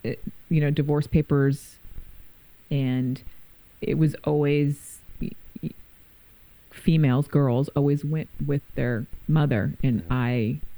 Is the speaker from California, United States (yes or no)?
yes; San Francisco, California, United States; I was born and raised in San Francisco